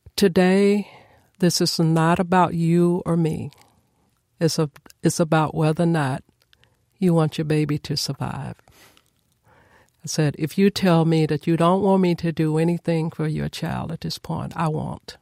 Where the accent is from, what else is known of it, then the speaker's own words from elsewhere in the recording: Nashville, Tennessee, United States; I was born and raised here in Nashville, Tennessee